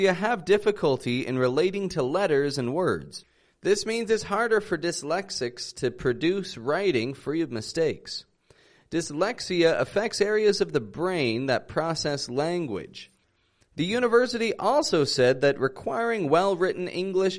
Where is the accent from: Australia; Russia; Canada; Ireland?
Canada; Toronto, Ontario